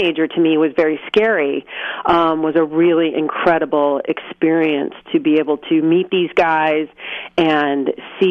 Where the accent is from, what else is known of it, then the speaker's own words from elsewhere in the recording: San Clemente, California, United States; I grew up in San Clemente